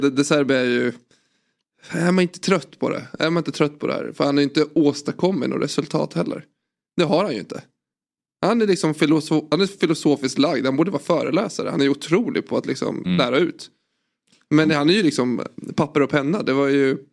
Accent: Sweden; Jag är från Sverige

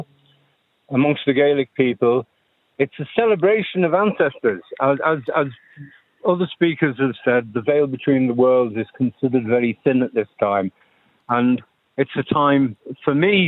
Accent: Isle of Man; now in Ireland; I grew up in the Isle of Man

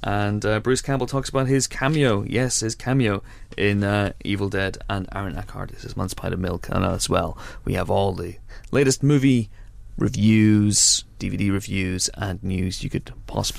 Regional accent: United Kingdom; We're British

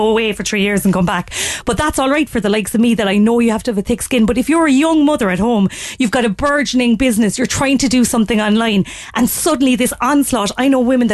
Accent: Ireland; I'm Irish

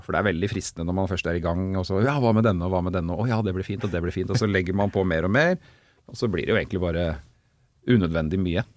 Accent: Oslo, Norway; på Rustad eller Bogerud hvor jeg kommer fra

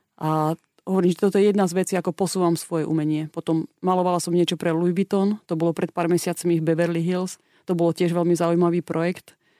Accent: Slovakia; moved away as an adult; also born or lived in Australia; ja keď som mala 19 rokov, som odišla zo Slovenska

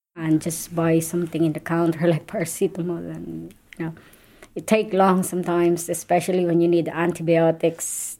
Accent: Philippines; moved away as an adult; now in Ireland; I'm originally from the Philippines. I'm living and working in Ireland for over 15 years now

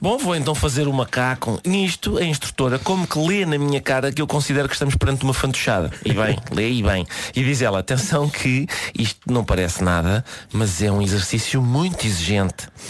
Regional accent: Minho, Portugal; a minha mãe e a minha avó nasceram no Minho e eu próprio efetivamente sou do Minho, sou do Minho, sou do Minho natural

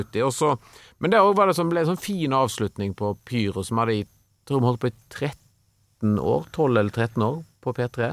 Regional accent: Stord, Vestland, Norway; mine barndomskompiser på Stord, der jeg vokste opp

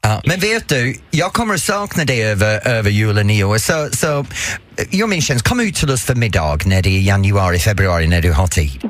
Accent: England, United Kingdom; Swedish is a second language; now in Sweden; jag är engelsk

